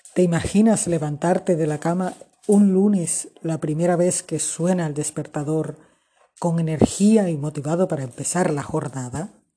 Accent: Colombia; also born or lived in Barranquilla, Colombia; desde Barranquilla, Colombia

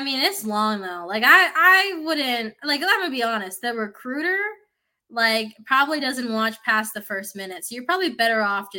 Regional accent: Philippines; I'm also Filipino, so like everyone in the Philippines can sing, but we also, every Filipino tends to have a karaoke machine.

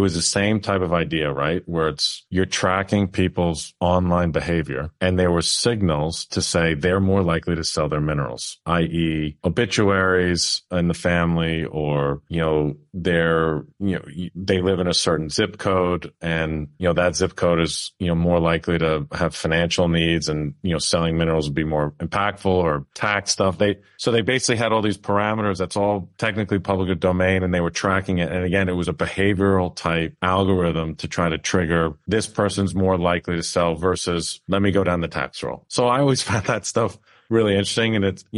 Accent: New York, United States; Now, I'm from New York originally.

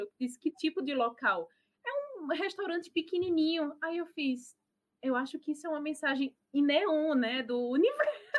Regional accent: Natal, Rio Grande do Norte, Brazil; moved away as an adult; now in Germany; sou de Natal, Potiguar

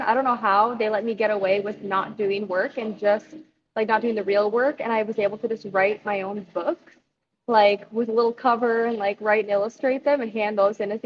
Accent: Montana, United States; I'm from Montana, like, we get everything 10 years after the rest of the world. So I didn't really grow up. We had, like, the dial-up stuff until I was probably, like, 16 or something.

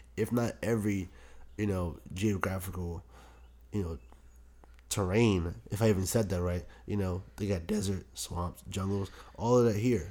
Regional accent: Prince George's County, Maryland, United States; raised in P G County

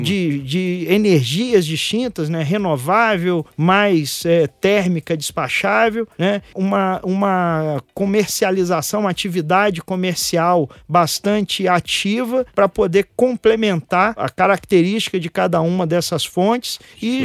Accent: Itaperuna, Rio de Janeiro, Brazil; eu sou da roça, eu sou lá de Itaperuna, interior do estado do Rio de Janeiro

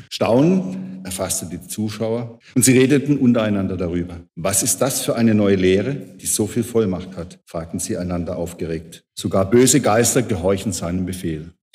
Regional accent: Kreilsheim, Baden-Württemberg, Germany; in Kreilsheim, meiner Heimat

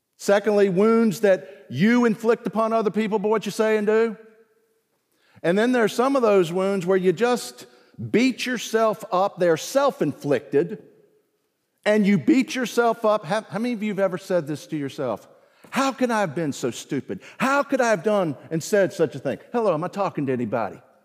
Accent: the South, Southern United States, United States; also born or lived in South Carolina / Virginia; I'm a Southerner, deep down. lived most of my life in the South

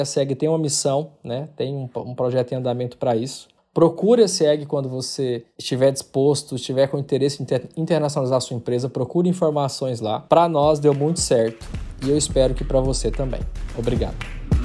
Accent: Porangatu, Goiás, Brazil; moved away as an adult; also born or lived in Guarulhos, São Paulo / Palmas, Tocantins; now in Covilhã, Portugal; Eu nasci em Guarulhos, em São Paulo, mas fui criado em Porangatu, onde fiquei até os 17 anos

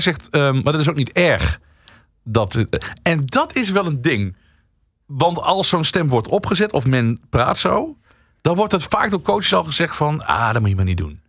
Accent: Central Limburg, Netherlands; accent: Limburgish; moved away; ik kom eigenlijk uit Midden-Limburg.

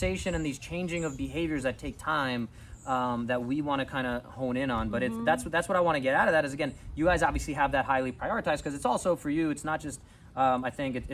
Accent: New York, United States; I'm a Jets fan, I'm a New Yorker

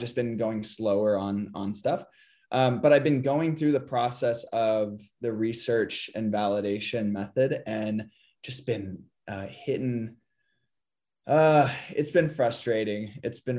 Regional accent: San Diego, California, United States; like I'm from San Diego, I have my own opinions about

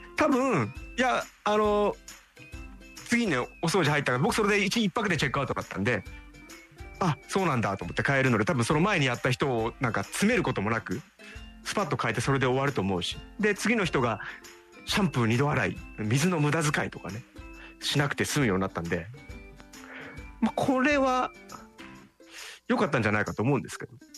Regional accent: Tokyo, Japan; 僕はね東京出身で

